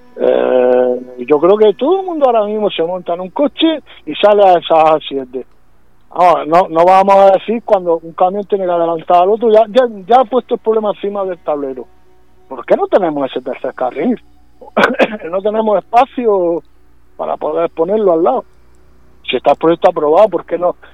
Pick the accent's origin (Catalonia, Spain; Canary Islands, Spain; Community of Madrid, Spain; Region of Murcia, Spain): Region of Murcia, Spain; de nuestro sureste español, de nuestra tierra